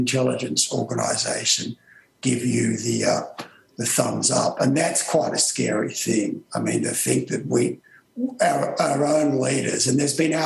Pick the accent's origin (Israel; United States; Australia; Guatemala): Australia; as an Australian.